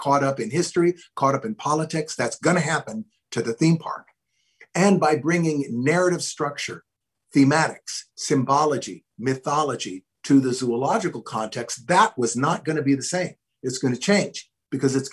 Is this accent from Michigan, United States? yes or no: no; Hawaiian Islands, United States; moved away; I grew up in the tropics. I grew up in the Hawaiian Islands.